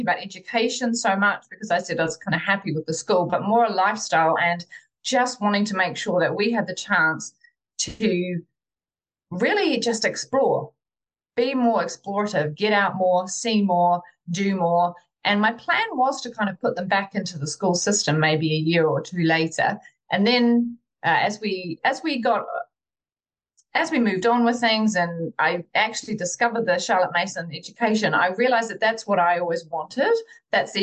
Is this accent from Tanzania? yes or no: no; New Zealand; moved away as an adult; now in United Kingdom; I'm originally from New Zealand and I've been living here in the UK for 16 years. And I remember when I was growing up in New Zealand